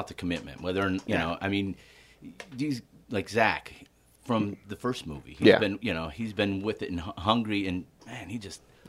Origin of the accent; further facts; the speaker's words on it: Marseilles, Illinois, United States; also born or lived in Evanston, Illinois / Chicago, Illinois / New York; I was born in Evanston, Illinois.